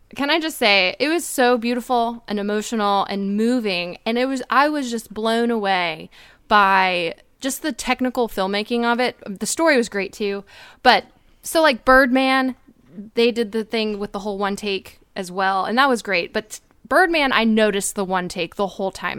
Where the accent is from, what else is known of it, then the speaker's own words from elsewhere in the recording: Dallas, Texas, United States; I'm from Dallas